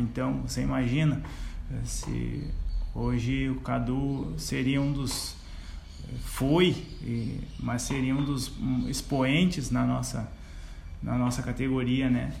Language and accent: Portuguese; Sinimbu, Rio Grande do Sul, Brazil; moved away as an adult; now in Venâncio Aires, Brazil; me criei por lá